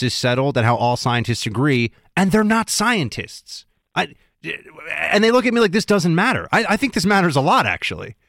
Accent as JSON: {"language": "English", "town": "New York City", "region": "New York", "country": "United States", "said": "I'm from New York City originally"}